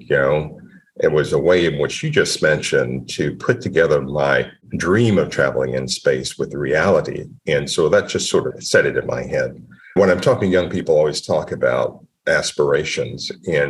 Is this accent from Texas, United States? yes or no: yes; Temple, Texas, United States; born there; So I came early. I was born in a clinic in Temple, Texas.